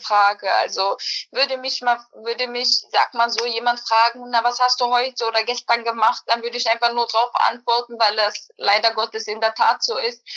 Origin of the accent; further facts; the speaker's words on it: Berlin, Germany; also born or lived in Bosnia and Herzegovina; ich bin im Endeffekt in Berlin aufgewachsen